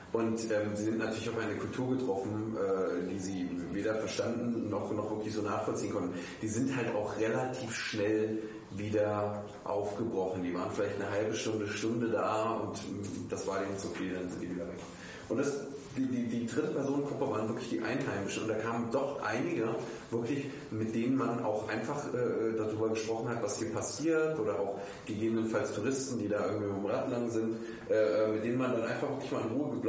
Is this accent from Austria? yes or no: no; Saxony, Germany; also ich meine, ich komme aus Sachsen.